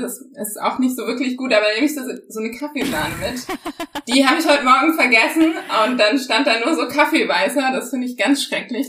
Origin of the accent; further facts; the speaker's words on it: Germany; first language German; ich bin Deutsche auf jeden Fall, aber meine Eltern zum Beispiel, die kommen, äh, also die haben einen Migrationshintergrund ähm, und trotzdem bin ich sehr deutsch aufgewachsen